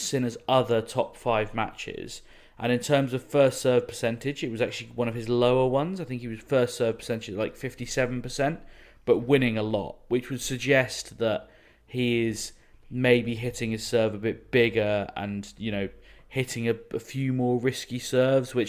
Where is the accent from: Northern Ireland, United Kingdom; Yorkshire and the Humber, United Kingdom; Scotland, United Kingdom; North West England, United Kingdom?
Yorkshire and the Humber, United Kingdom; I was actually born there and grew up in the county, no less